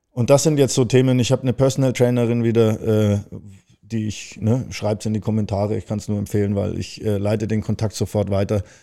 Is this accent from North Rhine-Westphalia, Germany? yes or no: no; Baden-Württemberg, Germany; now in Hamburg, Germany; Ja, also ich komme aus dem Schwarzwald, bin ich jetzt hierher gezogen.